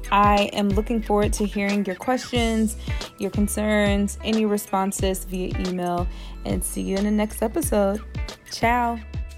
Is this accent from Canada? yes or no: no; United States; moved away; this is a different culture than what I'm accustomed to from the United States